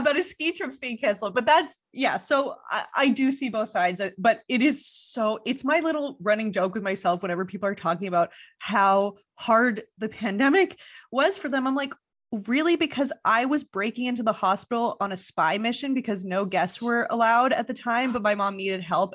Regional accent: Montreal, Quebec, Canada; moved away; people that I know from Montreal. It's my hometown

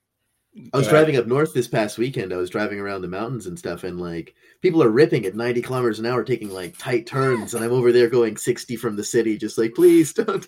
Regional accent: Sri Lanka; Because our family's from the island, like we're from Sri Lanka, we eat different snacks.

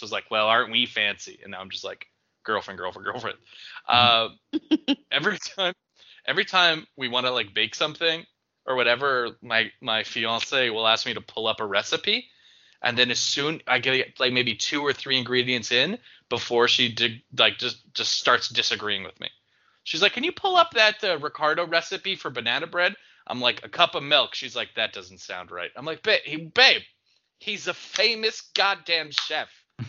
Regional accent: Idaho, United States; well, I grew up in South Idaho. And we always mash with a fork.

